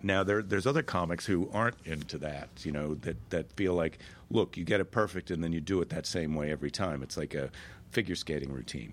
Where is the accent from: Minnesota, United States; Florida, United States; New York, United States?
Minnesota, United States; Minneapolis; Minneapolis, my hometown